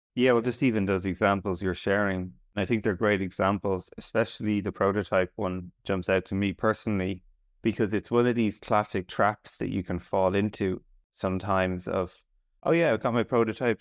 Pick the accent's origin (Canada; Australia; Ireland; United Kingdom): Ireland; I'm Irish